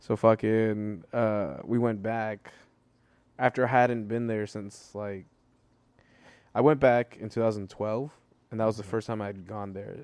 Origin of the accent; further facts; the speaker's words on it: El Salvador; moved away; I was born in El Salvador